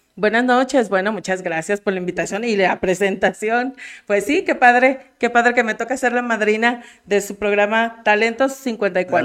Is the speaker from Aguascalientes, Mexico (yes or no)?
yes; Aguascalientes, Mexico; moved away as an adult; also born or lived in Mexico City; now in Jalpa, Mexico; yo soy originaria de la Ciudad de México. Y, pero de muy niña me mudé a Aguascalientes